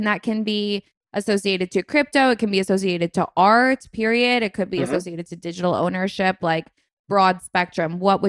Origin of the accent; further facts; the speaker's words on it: United States; now in United Kingdom; I'm an American who now lives in the UK.